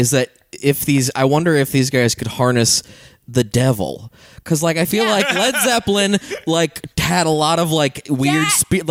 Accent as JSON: {"language": "English", "region": "Indiana", "country": "United States", "said": "Oh yeah, I'm from Indiana."}